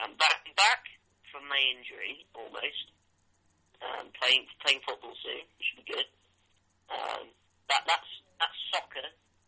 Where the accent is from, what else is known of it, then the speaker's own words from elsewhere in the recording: United Kingdom; we are actually British